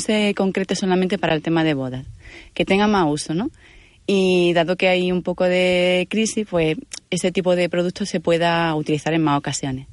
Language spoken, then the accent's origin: Spanish; Granada, Andalusia, Spain; soy de Granada tengo 35 años